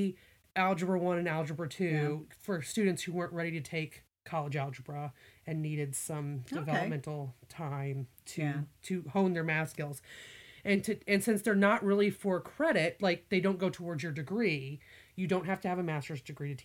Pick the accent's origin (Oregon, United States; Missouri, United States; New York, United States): Missouri, United States; moved away as an adult; also born or lived in Virginia; My family, I grew up in Missouri